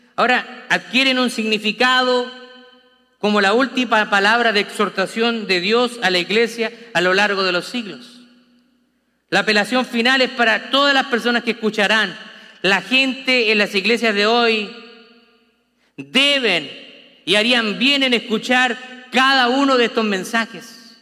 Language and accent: Spanish; Chile; como decimos los chilenos